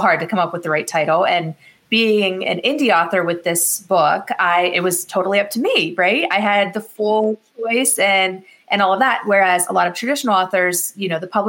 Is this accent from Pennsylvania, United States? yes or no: yes; Meadville, Pennsylvania, United States; my hometown, which is Meadville, Pennsylvania, is that the zipper was founded in my town